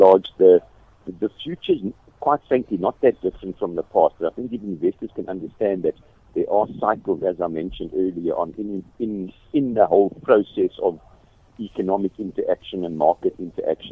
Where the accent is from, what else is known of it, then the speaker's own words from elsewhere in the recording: Kimberley, Northern Cape, South Africa; I come from Kimberley